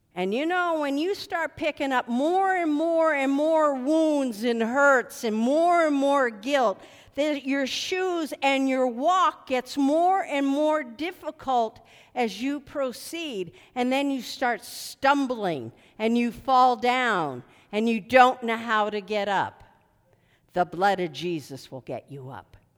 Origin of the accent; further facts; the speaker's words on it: Philadelphia, Pennsylvania, United States; I was born in Philadelphia, and, uh, my mom made shoe fly pie all the time